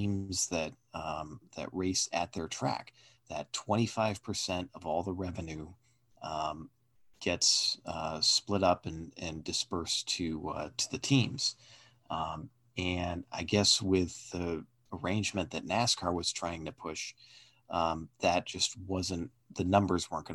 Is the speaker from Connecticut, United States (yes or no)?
yes; near Stafford Springs, Connecticut, United States; a track not too far away from my hometown, the legendary Stafford Motor Speedway in Connecticut